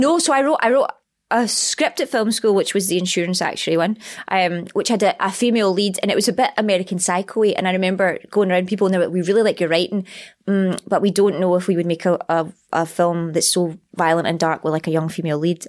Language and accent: English; Scotland, United Kingdom; accent: Scottish; my accent